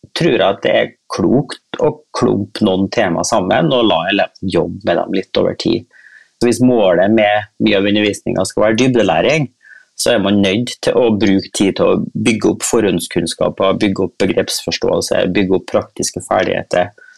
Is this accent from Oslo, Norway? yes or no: no; Kristiansund, Møre og Romsdal, Norway; moved away; jeg er nå en sånn oljeunge fra en oljeby. Ja. Eh, så jeg kommer jo fra Kristiansund